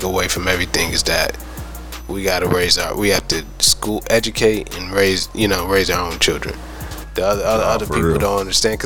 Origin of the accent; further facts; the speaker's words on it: Ohio, United States; moved away; I'm originally from Ohio